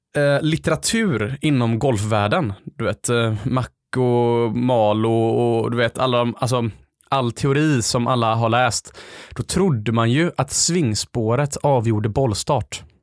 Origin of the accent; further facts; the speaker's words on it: Gothenburg, Västra Götaland, Sweden; Det är där jag är uppvuxen.